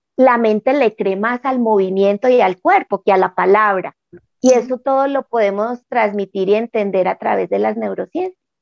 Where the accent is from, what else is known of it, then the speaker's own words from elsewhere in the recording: Manizales, Caldas, Colombia; moved away as an adult; Volví a mi tierra, ahora vivo en Manizales, que es la ciudad donde yo nací, después de haber estado 30 años por fuera en otra ciudad